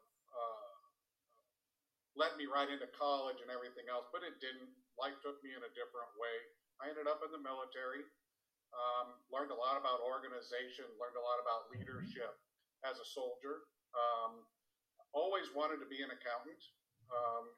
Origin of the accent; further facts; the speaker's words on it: Southern California, United States; I was growing up in Southern California